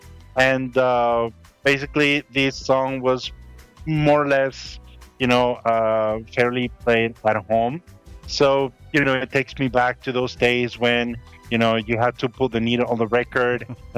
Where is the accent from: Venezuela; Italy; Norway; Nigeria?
Venezuela; As most of you know, I'm from Venezuela. I grew up there.